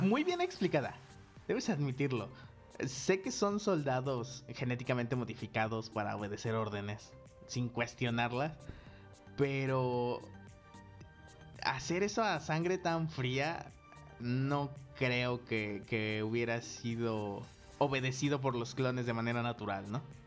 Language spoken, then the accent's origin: Spanish; Coatepec, Mexico; en donde yo crecí, este, aquí en Cotepec